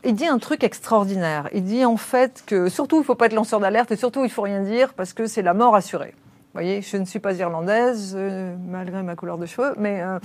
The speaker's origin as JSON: {"language": "French", "country": "France", "said": "moi en tant que Française"}